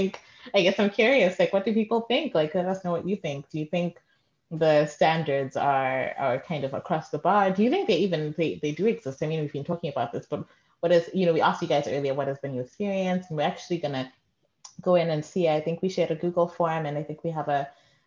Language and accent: English; Zimbabwe; moved away; growing up in Zim